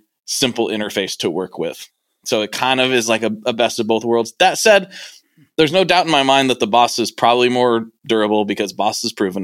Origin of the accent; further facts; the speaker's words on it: Portland, United States; I'm from Portland